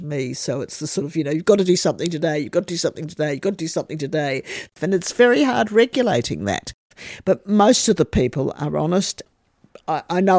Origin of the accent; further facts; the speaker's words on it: Australia; as an Australian